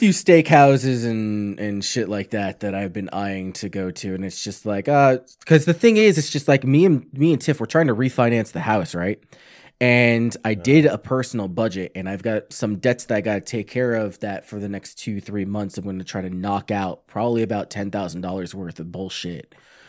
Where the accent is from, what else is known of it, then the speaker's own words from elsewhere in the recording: New York, United States; I'm from New York, man. Pizza and bagels, yeah, and all that shit.